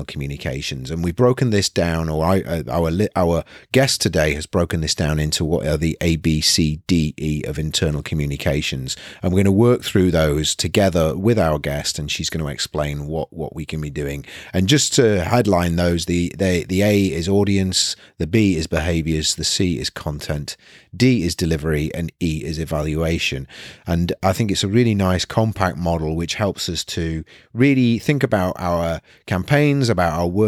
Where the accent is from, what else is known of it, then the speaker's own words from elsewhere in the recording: Nottingham, East Midlands, United Kingdom; moved away as an adult; now in North East England, United Kingdom; I was born and bred in Nottingham and then came to university in the Northeast.